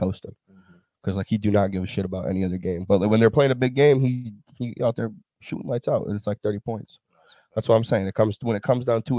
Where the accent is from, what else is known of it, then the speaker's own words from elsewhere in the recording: Belvidere, Illinois, United States; moved away as an adult; it's like my hometown